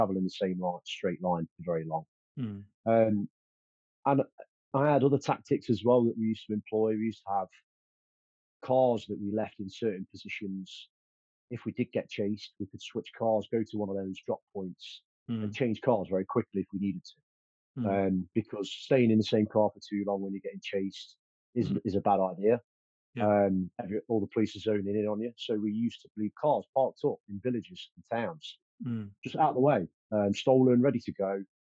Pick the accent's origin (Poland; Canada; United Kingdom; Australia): United Kingdom; Stapleford, East Midlands; born there; Yes, it is. I was born in Stapleford. Most of the offending was around the Beeston and Stapleford in Nottingham area.